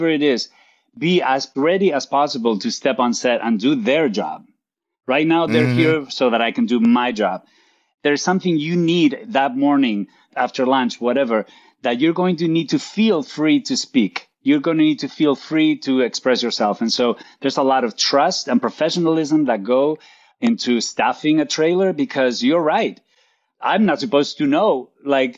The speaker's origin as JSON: {"language": "English", "town": "Santander", "region": "Cantabria", "country": "Spain", "tie": "born or raised there", "second_language": "English", "moved": "as an adult", "lives_now": "Los Angeles, United States", "said": "I was born and raised in Spain. I was raised in northern Spain, in Santander"}